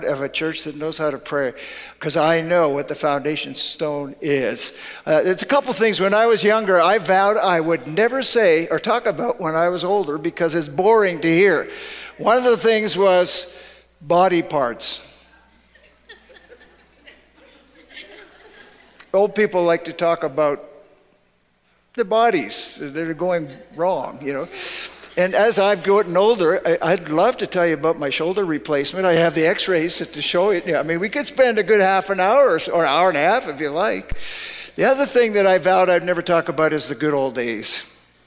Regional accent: Canada; now in United States; I grew up in Canada

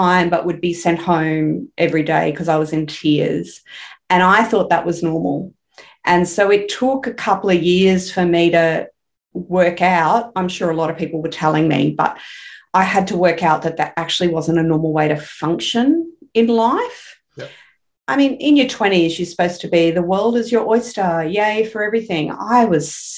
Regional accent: Brisbane, Queensland, Australia; I grew up here in Brisbane. I still live in Brisbane, only about 20 minutes from the house I grew up

